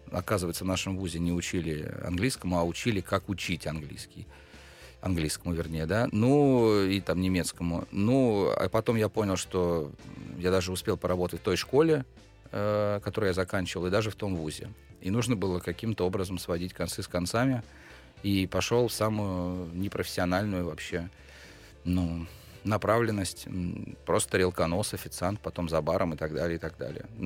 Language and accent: Russian; Pskov, Pskov Oblast, Russia; Я из Пскова, я там родился, я учился в школе, поступил в ВУЗ.